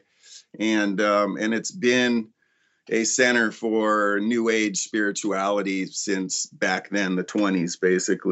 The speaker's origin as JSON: {"language": "English", "town": "Ojai", "region": "California", "country": "United States", "tie": "born or raised there", "said": "growing up in Ojai"}